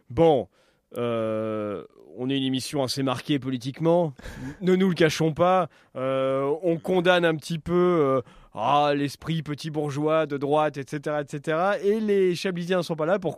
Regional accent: Auvergne-Rhône-Alpes, France; j'ai passé une partie de mon enfance dans le Puy-de-Dôme.

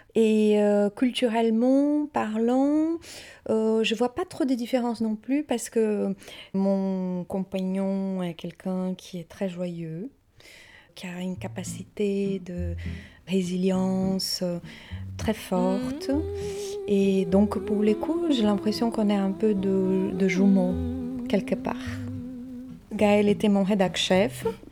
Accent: Maringá, Paraná, Brazil; French is a second language; moved away as an adult; now in Paris, France; Eu nasci no Brasil. Je suis née au Brésil

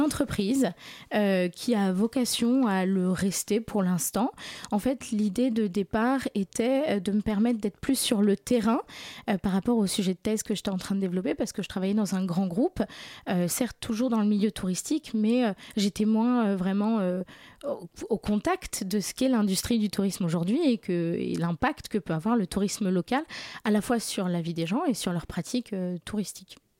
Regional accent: Warsaw, Masovian Voivodeship, Poland; now in Paris, France; j'ai grandi à Varsovie

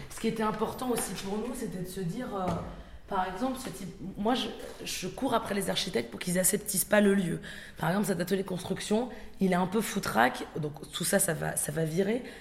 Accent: Aubervilliers, Île-de-France, France; J'ai grandi, passé une partie de mon enfance aussi à Aubervilliers

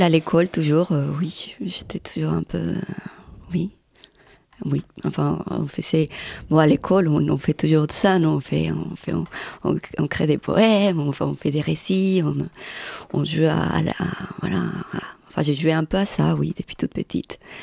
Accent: Medellín, Antioquia, Colombia; moved away as an adult; also born or lived in Granada, Colombia; je suis née à Granada, qui c'est juste à côté, un petit village. Et après, je suis partie à Medellín à 200, 300. Et là, j'ai vécu jusqu'à 27 ans

